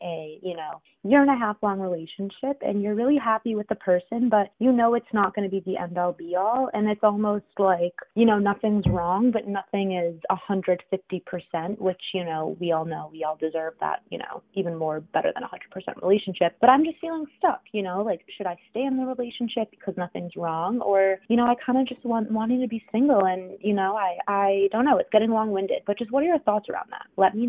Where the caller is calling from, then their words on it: Chicago, Illinois, United States; I'm 24 and I am from Chicago.